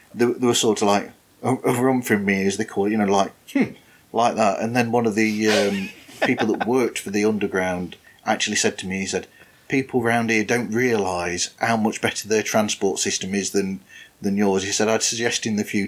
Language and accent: English; the north of England, United Kingdom; I'm from Northern England, and or the north of England